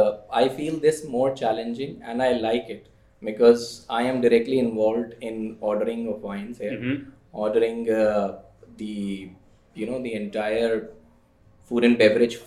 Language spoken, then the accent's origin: English; Delhi, India; moved away as an adult; also born or lived in Chandigarh; now in Shanghai, China; I am basically from Delhi.